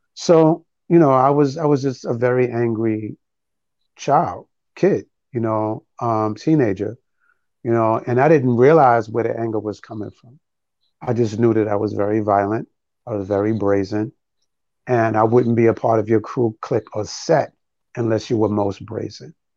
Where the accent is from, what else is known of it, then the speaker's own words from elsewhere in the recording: New York City, New York, United States; moved away as an adult; also born or lived in Harlem, New York / Brooklyn, New York; now in Prince George's County, Maryland, United States; I was born in Harlem, raised in the Bronx. I lived in Brooklyn for over 15 years